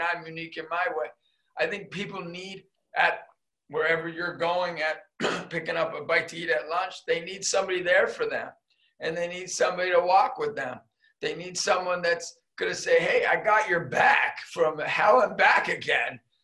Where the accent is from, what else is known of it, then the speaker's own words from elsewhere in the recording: Erie, Pennsylvania, United States; I was a kid from Erie, PA